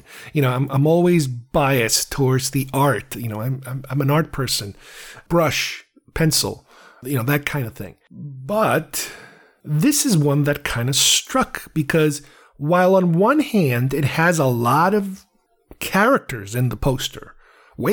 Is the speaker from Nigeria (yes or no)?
no; Uruguay; I'm from Uruguay